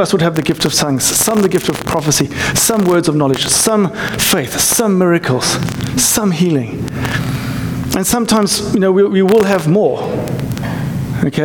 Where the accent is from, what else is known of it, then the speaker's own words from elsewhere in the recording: South Africa; now in United States; I'm South African